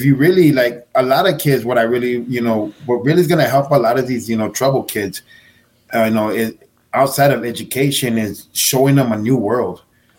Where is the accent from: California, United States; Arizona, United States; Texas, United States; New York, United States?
Texas, United States; El Paso; I grew up in a central northeast area, Manhattan Heights, okay. and Devil's Triangle.